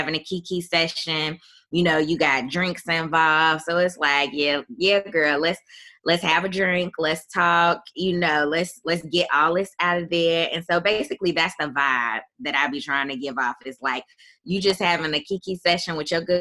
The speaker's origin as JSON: {"language": "English", "town": "Chicago", "region": "Illinois", "country": "United States", "moved": "as an adult", "said": "I am from Chicago, Illinois, originally"}